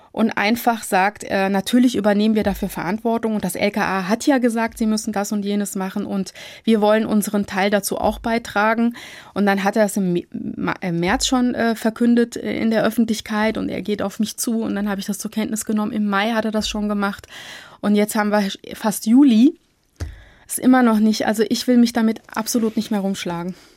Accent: Marburg, Hesse, Germany; moved away as an adult; now in Frankfurt, Germany; Ich bin in Marburg geboren und aufgewachsen, habe dort mein Abitur gemacht

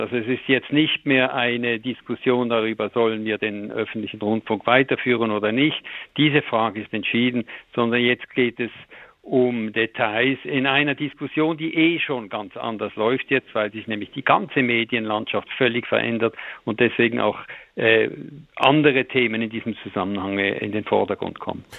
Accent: Switzerland; bei uns, äh, mit unserem kleinen Markt, bei uns ist alles zehnmal kleiner als in Deutschland

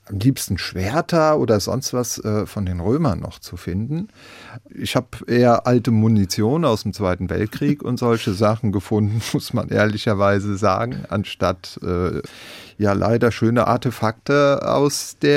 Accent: Rhineland-Palatinate, Germany; Also im Wald bin ich im Westerwald sozusagen groß geworden.

